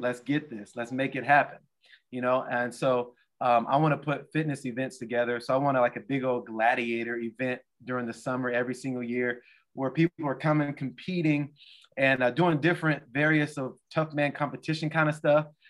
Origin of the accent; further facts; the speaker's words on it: Portland, United States; moved away; I'm from Portland